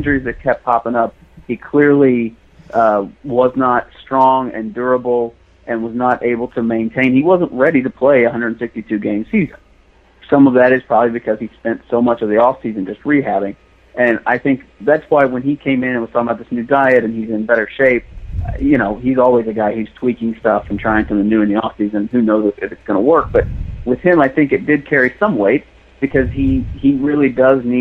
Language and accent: English; Missouri, United States; moved away; I grew up in Missouri. I think for my friends back home in Missouri